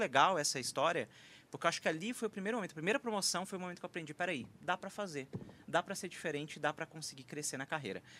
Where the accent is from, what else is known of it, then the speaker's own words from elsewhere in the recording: interior of Minas Gerais, Brazil; moved away; sou mineiro de origem, do interior de Minas